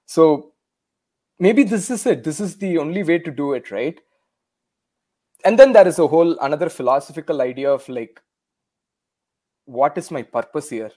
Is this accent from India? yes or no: yes; India; first language Tamil; English is a second language; moved away as an adult; now in Canada; growing up in India